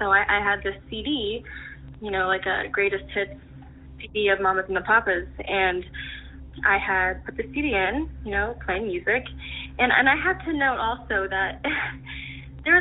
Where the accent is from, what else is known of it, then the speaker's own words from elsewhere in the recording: Dayton, Ohio, United States; I'm from Dayton, Ohio